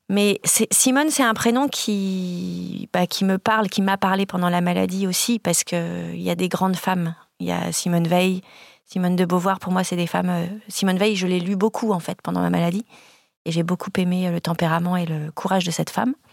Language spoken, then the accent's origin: French; Bordeaux, Nouvelle-Aquitaine, France; Parce qu'on est bordelais et on est fiers de, d'avoir notre structure, notre atelier à Bordeaux